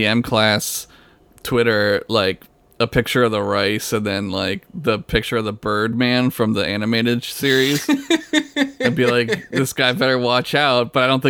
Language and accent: English; United States; I am American